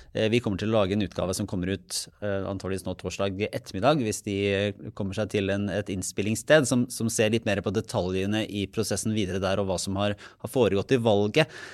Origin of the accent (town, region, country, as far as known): Norway